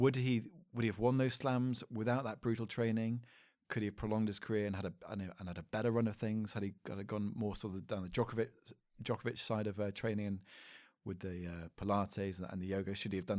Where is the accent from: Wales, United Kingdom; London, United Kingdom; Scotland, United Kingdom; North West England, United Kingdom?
Scotland, United Kingdom; I'm a Scottish warrior.